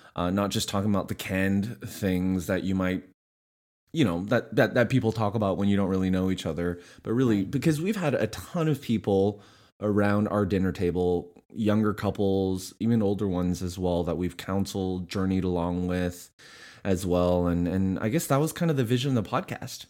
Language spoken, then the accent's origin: English; Canada; moved away as an adult; now in Nashville, United States; we were bo- both born and raised in Canada